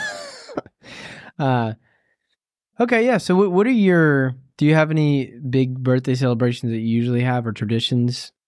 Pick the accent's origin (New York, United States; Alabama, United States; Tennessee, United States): Tennessee, United States; I'm from the South, and so, uh, in Tennessee.